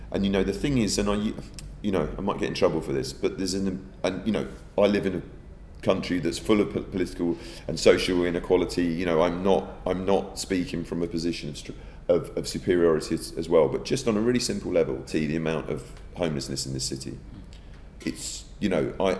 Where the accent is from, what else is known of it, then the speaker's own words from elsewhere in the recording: United Kingdom; I'm a, an indirect product of, as those millions of other British people of Irish descent.